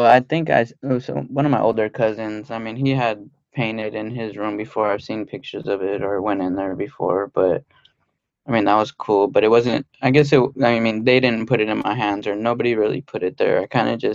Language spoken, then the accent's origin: English; outskirts of Los Angeles, California, United States; I grew up in kind of the outskirts